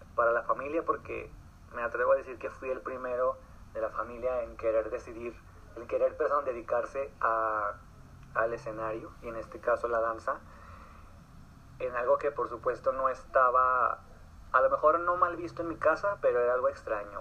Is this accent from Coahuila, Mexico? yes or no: yes; Torreón, Coahuila, Mexico; soy de Torreón Coahuila soy, eh, soy un artista local